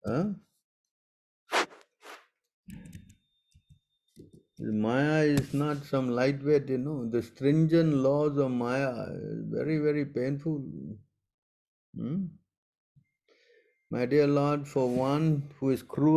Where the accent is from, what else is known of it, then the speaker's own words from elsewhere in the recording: Singapore; I'm also from Singapore